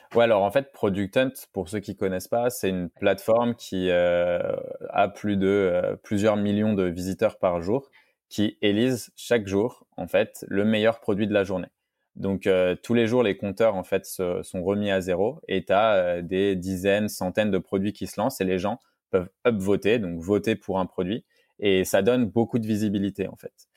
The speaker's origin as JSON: {"language": "French", "country": "France", "said": "en tant que Français"}